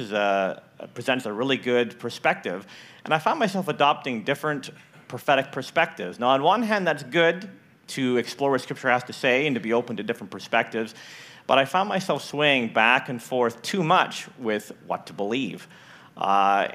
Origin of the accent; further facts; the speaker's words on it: Richmond, Canada; moved away as an adult; also born or lived in northern Idaho; now in Idaho, United States; I grew up in Richmond. I come back now, and I don't recognize Richmond. So I have that Canadian perspective of growing up in Canada